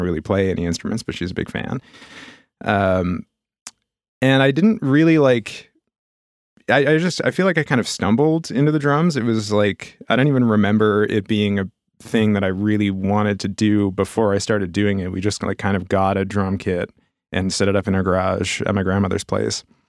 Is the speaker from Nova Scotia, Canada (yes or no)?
yes; Halifax, Nova Scotia, Canada; also born or lived in Brookfield / Montreal; I grew up here in Halifax.